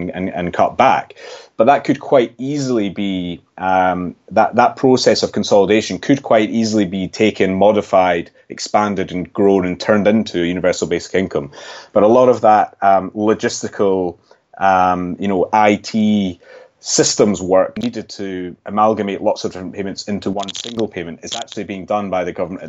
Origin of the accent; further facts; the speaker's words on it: Scotland, United Kingdom; you might be able to tell from my accent, I'm actually from Scotland